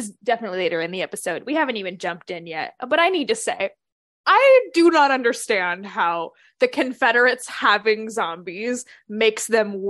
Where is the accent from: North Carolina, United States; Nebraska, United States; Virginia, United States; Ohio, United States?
Virginia, United States; I'm from Virginia.